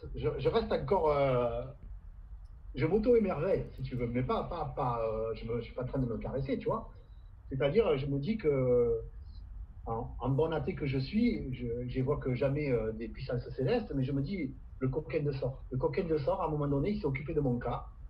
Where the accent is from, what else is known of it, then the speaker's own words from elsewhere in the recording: Camargue, Provence-Alpes-Côte d'Azur, France; chez nous en Camargue